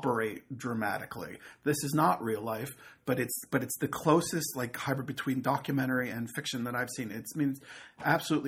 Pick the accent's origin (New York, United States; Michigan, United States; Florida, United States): New York, United States; Rockland County; moved away; I grew up in Rockland County in New York